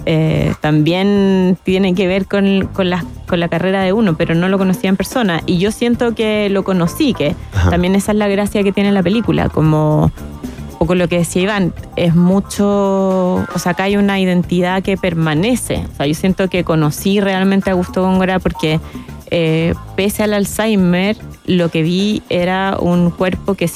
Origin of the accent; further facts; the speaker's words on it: Chile; tenemos que como chilenos reconstituir nuestra memoria emocional